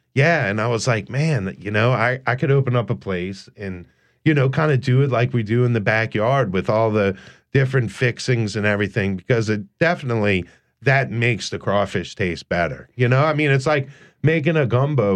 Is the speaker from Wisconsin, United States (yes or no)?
no; New Orleans, Louisiana, United States; I grew up in New Orleans